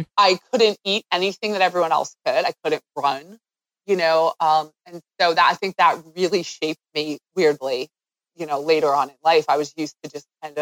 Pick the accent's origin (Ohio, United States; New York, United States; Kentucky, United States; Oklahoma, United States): New York, United States; Long Island; I'm from Long Island.